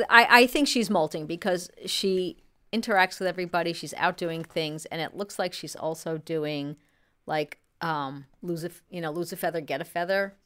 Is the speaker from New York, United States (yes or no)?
yes; New York, United States; I grew up in New York